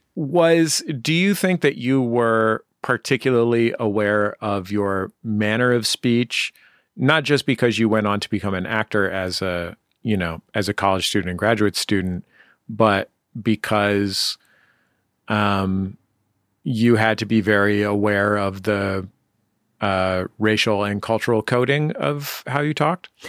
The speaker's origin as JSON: {"language": "English", "town": "San Francisco", "region": "California", "country": "United States", "said": "my San Francisco mouth"}